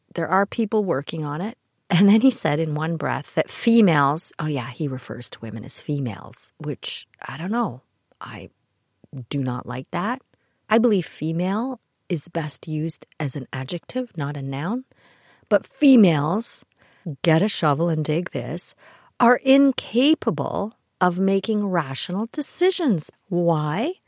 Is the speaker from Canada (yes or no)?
yes; Kitchener, Ontario, Canada; I grew up in the Kitchener area